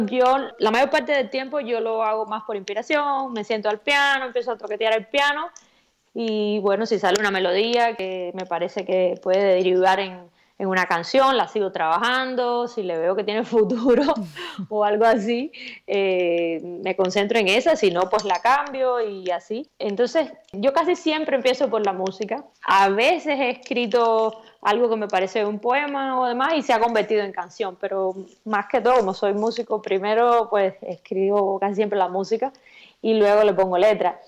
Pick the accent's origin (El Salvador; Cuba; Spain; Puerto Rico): Cuba; accent: Cuban; moved away; muy orgullosa de de donde quiera que me paro, pues decir que soy cubana